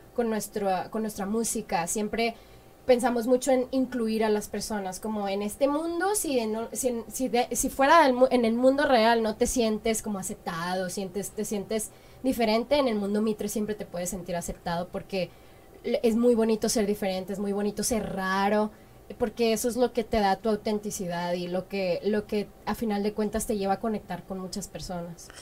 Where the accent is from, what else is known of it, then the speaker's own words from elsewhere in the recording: Culiacán, Sinaloa, Mexico; moved away; also born or lived in Los Angeles; Yo soy de, del norte de Culiacán, Sinaloa